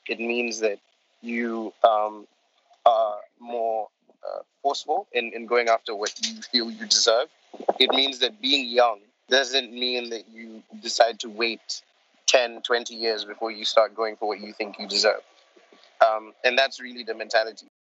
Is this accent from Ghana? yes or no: yes; Ghana; also born or lived in Gambia; I'm from the smallest country on the African continent uh, called Gambia. It's the, the Gambia. And um, I am also sort of, I grew up in Ghana for a large period of my life. So Ghana is sort of my second home, and that's where I live at the moment